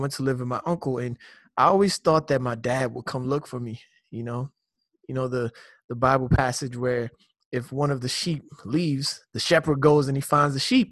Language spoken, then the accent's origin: English; Lagos, Nigeria; I grew up in Nigeria.